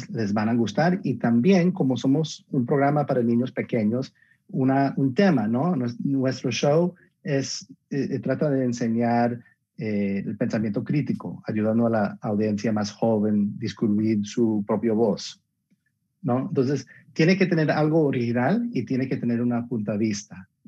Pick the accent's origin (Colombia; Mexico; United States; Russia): Colombia; Y yo, soy colombiano, entonces me encantaría tener un colombiano por allá también.